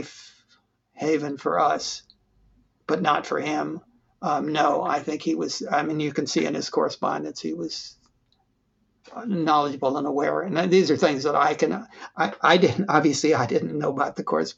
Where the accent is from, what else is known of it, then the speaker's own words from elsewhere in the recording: United States; they wanted us to grow up as an American family and adapt quickly and easily